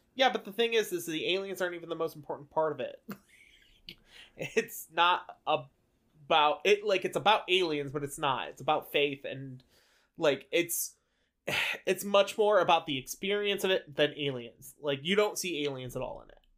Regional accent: Indiana, United States; we're from Indiana

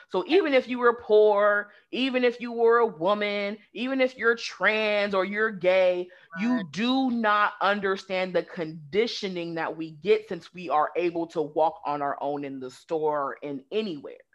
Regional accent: West Coast, Pacific Northwest, United States; moved away as an adult; also born or lived in the South, United States; now in Southern United States, United States; growing up on the West Coast, it's more progressive.

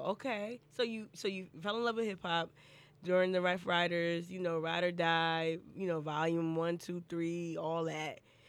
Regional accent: Northeast, United States; now in Charleston, United States; I grew up in the Northeast

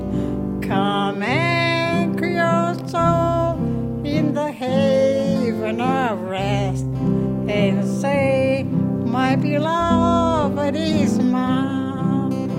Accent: Mekoryuk, Alaska, United States; I'm from Nunavak Island, Macquarie

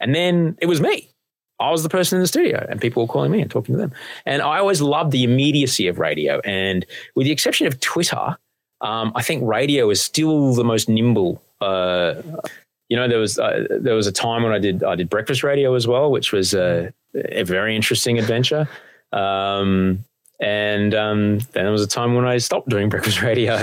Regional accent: Brisbane, Queensland, Australia; I grew up in Brisbane

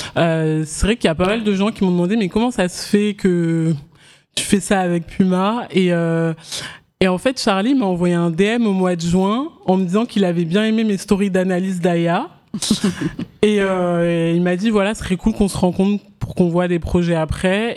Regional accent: Paris suburbs, Seine-et-Marne, then Oise, Île-de-France, France; also born or lived in Abidjan, Côte d'Ivoire / Guinea; j'ai grandi en banlieue parisienne en Seine-et-Marne et après en Picardie dans l'Oise

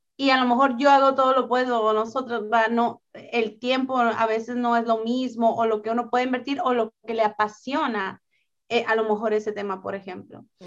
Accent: northern Mexico, Mexico; yo soy del norte de México

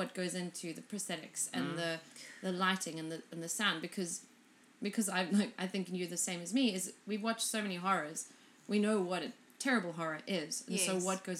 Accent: South Africa; when I was growing up stuff, most of the South African movies and Afrikaans movies

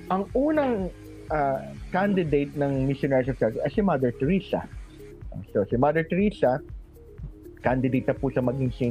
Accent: Philippines; nung nalaman po nila Filipino ako

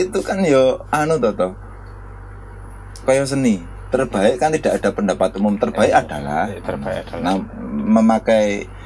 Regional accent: Java, Indonesia; walaupun terutama masih Jawa nah, karena kita orang Jawa ya

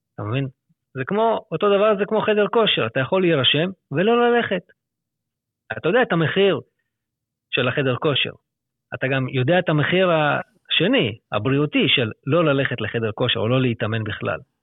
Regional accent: Lod, Central District, Israel; moved away as an adult; also born or lived in Herzliya / Jaffa / Petah Tikva / Hod HaSharon; now in Afula, Israel; במקור אני מלוד

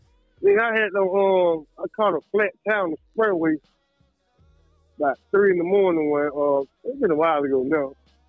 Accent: Atlanta, Georgia, United States; I'm from Tentwood

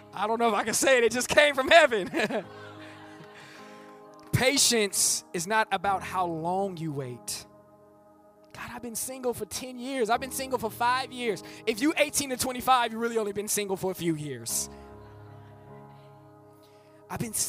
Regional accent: Bay Area, California, United States; I'm from the Bay Area. We use that, we talk about popping

